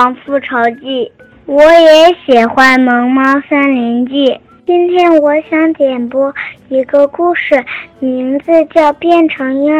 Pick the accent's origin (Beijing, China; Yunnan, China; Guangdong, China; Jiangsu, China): Guangdong, China; Zhongshan; 我五岁半了，我来自广东中山。